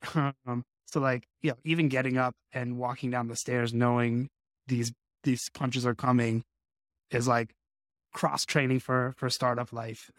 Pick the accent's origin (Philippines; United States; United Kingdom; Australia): United States; Las Vegas, Nevada; I grew up in Las Vegas, uh, which is, you know, the fight capital of the world